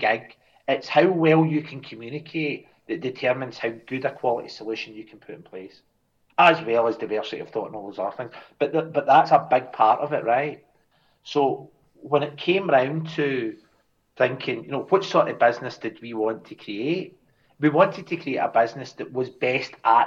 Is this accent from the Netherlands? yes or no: no; Scotland, United Kingdom; I'll speak as a Scotsman